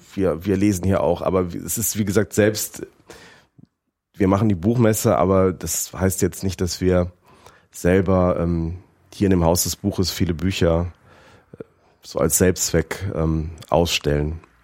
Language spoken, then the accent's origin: German; Rhineland, Germany; moved away as an adult; now in Frankfurt, Germany; Ich, ich komme aus, aus dem Rheinland